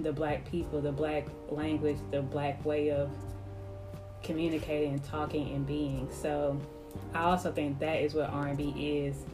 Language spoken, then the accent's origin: English; Mobile, Alabama, United States; I'm from Mobile, Alabama